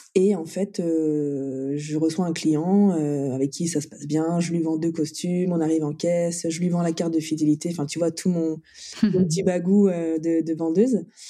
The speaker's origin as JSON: {"language": "French", "town": "Brest", "region": "Brittany", "country": "France", "tie": "born or raised there", "also_born_or_lived": "Nantes / Nice", "moved": "yes", "said": "je suis née à Brest, donc je suis bretonne"}